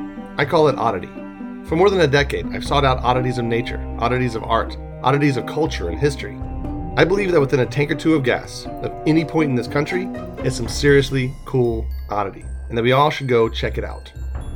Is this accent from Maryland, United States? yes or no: yes; Maryland, United States; we were in Maryland, my home state. I haven't lived there for a decade, but it's my home state.